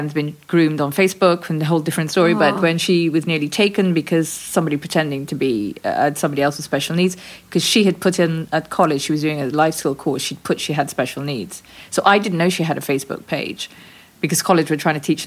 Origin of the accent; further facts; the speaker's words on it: Guyana; When we were growing up in British Guiana